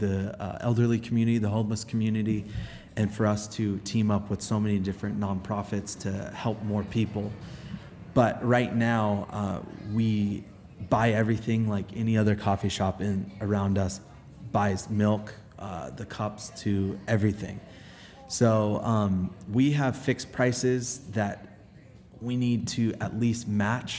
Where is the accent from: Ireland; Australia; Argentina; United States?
United States; Los Angeles, California; growing up in Los Angeles